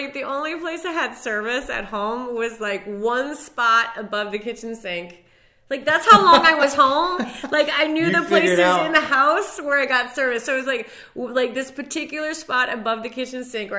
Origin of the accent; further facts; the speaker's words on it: Castine, Maine, United States; moved away; my hometown in Castine, Maine